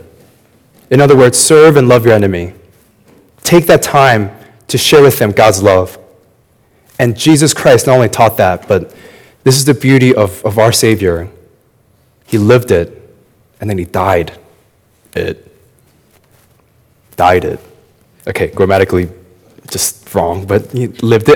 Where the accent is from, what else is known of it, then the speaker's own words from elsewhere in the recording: United States; as an American